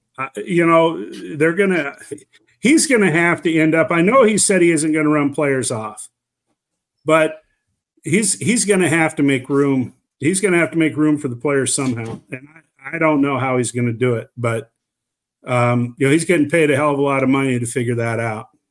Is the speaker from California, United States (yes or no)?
no; Oakland, Iowa, United States; my hometown